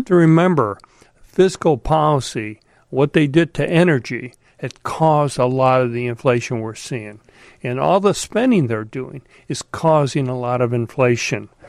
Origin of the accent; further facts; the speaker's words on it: Chicago, Illinois, United States; I grew up in Chicago.